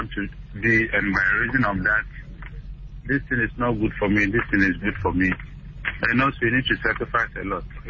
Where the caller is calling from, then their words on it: Tema, Greater Accra, Ghana; I'm calling from Tema.